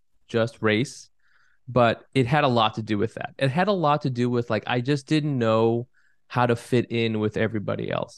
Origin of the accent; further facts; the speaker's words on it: California, United States; now in Brooklyn, United States; I grew up in California